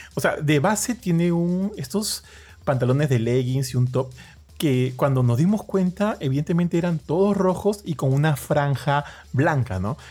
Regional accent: Peru; acá en Perú somos bastante orgullosos

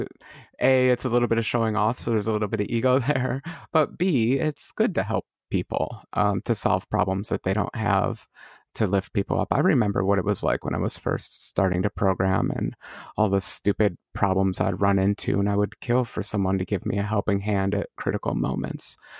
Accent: United States; as an American

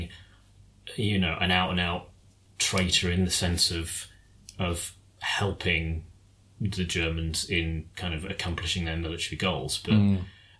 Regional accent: United Kingdom; as British people

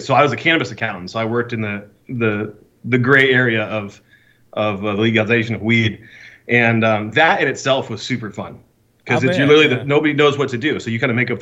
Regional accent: Alaska, United States; now in Arizona, United States; So I'm originally from Alaska. I live in Arizona now.

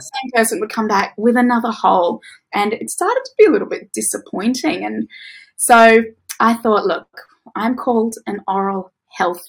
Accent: Tasmania, Australia; moved away as an adult; also born or lived in Victoria; now in Queensland, Australia; I grew up in Tasmania

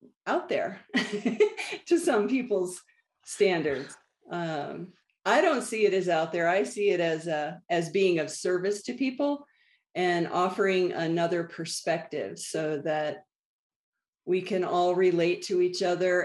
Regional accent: Northern Virginia, United States; moved away as an adult; also born or lived in Washington, D.C. / Colorado; now in Santa Fe, United States; born in DC, raised in Northern Virginia

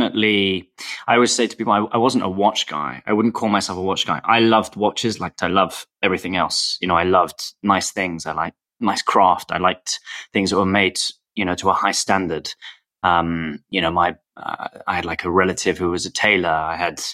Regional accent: London, United Kingdom; also born or lived in Paris / Russia; I'm from London. I was born in London. I've lived here with the exception of a couple of years in Paris and actually in Russia

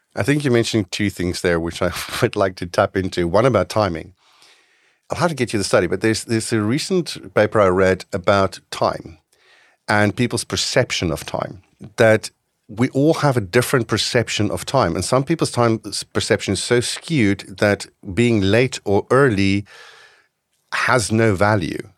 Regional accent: North West, South Africa; now in Netherlands; I grew up in South Africa

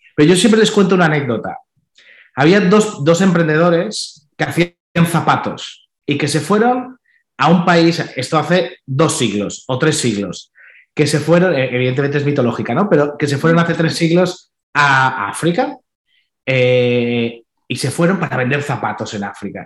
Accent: Balearic Islands, Spain; yo soy de las Islas Baleares

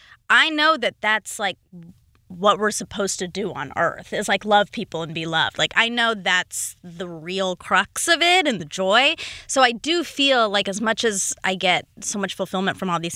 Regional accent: Duluth, Georgia, United States; Duluth, like half hour outside Atlanta.

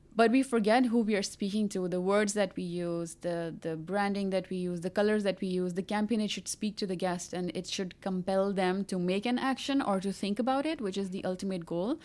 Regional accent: Pakistan; I'm from Pakistan. Most of my life I have been, uh, living in Pakistan

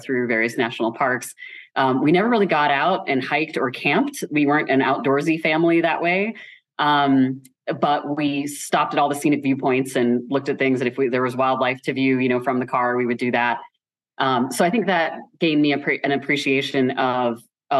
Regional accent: Midwest, United States; I grew up in just suburbia in the Midwest

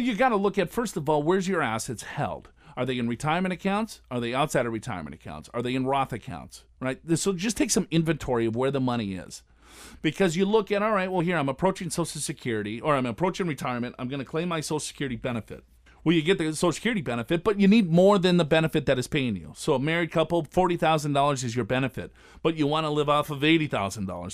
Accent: Robbinsdale, Minnesota, United States; I grew up in Robbinsdale, which is, uh, the first suburb right outside of North Minneapolis.

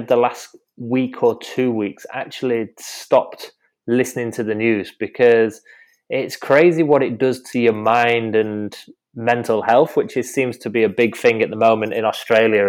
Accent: the north of England, United Kingdom; accent: northern; In my northern accent from northern England

